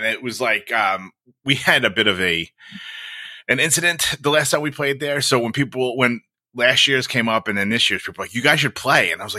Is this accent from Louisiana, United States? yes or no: no; New York, United States; I always talk about folks with this, and it's different for being like a New Yorker and like a Northeasterner.